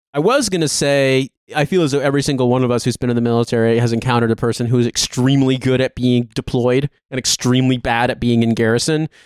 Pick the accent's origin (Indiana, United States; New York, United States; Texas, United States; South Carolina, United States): Indiana, United States; I'm from Indiana.